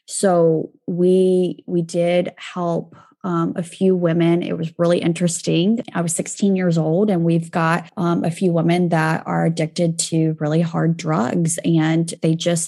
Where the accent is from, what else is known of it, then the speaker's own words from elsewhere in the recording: Kansas, United States; born there; So where I'm from can be complicated. I was born in Kansas